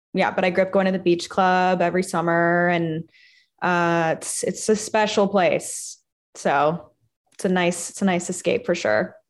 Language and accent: English; Los Angeles, California, United States; I'm from Hancock Park